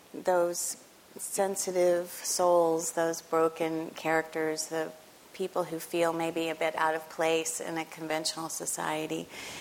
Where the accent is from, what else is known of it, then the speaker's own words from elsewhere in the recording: Memphis, Tennessee, United States; when I was a girl, I grew up in Memphis, Tennessee.